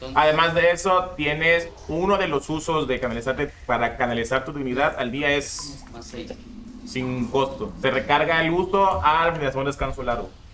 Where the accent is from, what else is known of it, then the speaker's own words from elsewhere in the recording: Mexico; yo nací en México